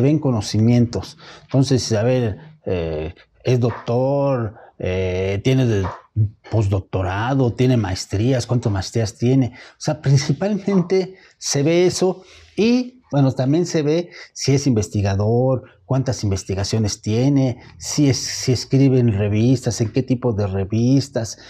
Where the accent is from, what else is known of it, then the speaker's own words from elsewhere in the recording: Mexico; lo que somos mexicanos